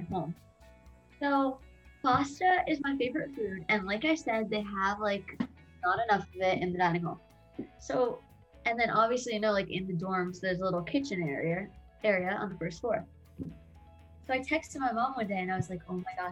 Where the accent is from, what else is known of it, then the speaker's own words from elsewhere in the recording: New Jersey, United States; I'm from New Jersey, like Adam